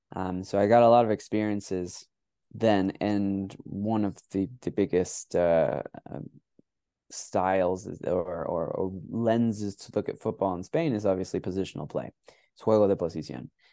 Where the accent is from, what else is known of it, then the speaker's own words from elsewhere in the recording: United States; also born or lived in Mexico; I grew up playing in the United States